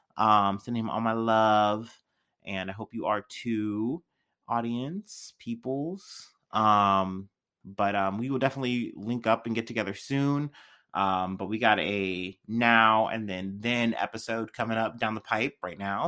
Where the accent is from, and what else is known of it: Missouri, United States